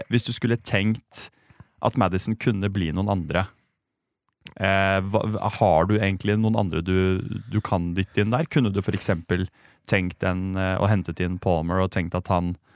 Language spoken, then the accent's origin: Norwegian; Sandefjord, Vestfold, Norway; jeg har vokst opp i Sandefjord